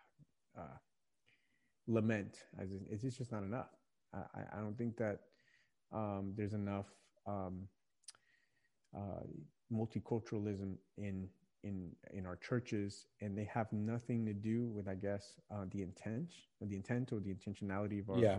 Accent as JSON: {"language": "English", "region": "Virginia", "country": "United States", "tie": "born or raised there", "said": "I've lived my entire life in Virginia"}